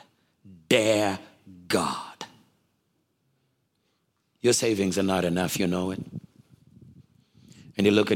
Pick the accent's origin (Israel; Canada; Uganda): Uganda; I'm from Africa